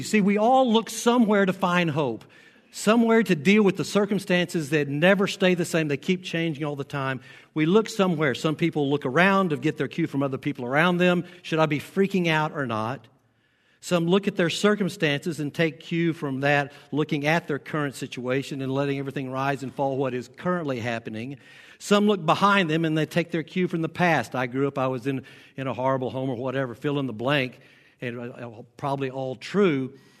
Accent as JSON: {"language": "English", "region": "the South", "country": "United States", "accent": "southern", "lives_now": "Nebraska, United States", "said": "I've been here 21 years and I know I'm still an outsider. I've lost my southern accent, thank goodness."}